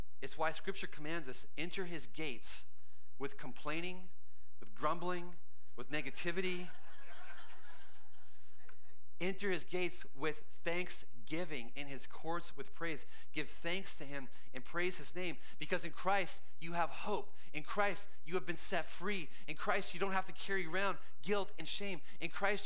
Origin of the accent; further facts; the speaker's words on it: Canada; moved away as an adult; now in United States; And between age 3 and 35, I grew up in Canada